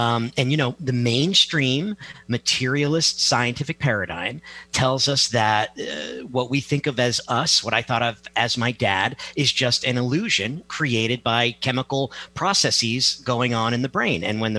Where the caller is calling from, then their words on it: Milford, Connecticut, United States; I am in Connecticut. Milford, Connecticut.